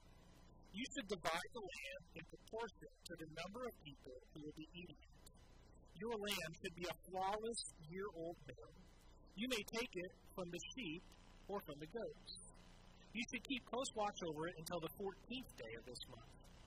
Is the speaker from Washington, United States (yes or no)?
yes; Southwest Washington, United States; growing up in Southwest Washington